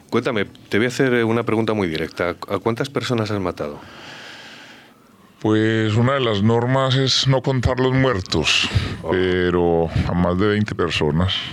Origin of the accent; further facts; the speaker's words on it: Colombia; Soy de Colombia. Vengo de Colombia.